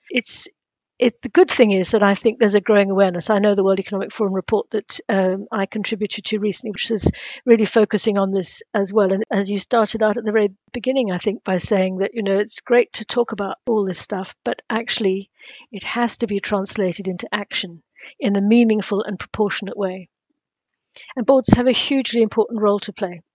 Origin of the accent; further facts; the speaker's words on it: South Africa; moved away; also born or lived in Cambridge; my days growing up in South Africa